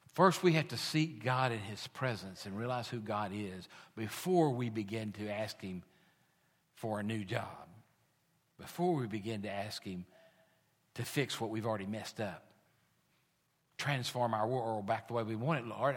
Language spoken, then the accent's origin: English; United States; We are American